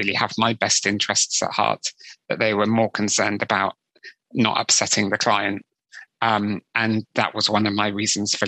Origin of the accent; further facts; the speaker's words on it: West Country near Glastonbury, South West England, United Kingdom; I grew up in the West Country near Glastonbury